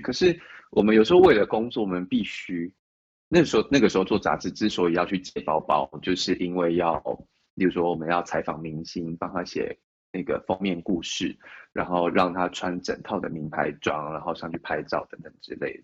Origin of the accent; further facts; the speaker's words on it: Chiayi, Taiwan; moved away as an adult; also born or lived in Taipei; 后不是北部人，我是嘉义人，上到台北来